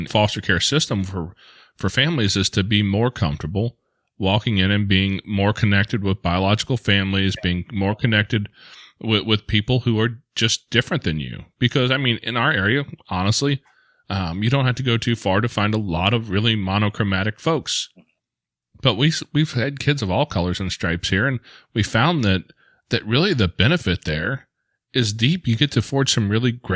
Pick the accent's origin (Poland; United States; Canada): United States; St. Louis, Missouri; we're from the St. Louis area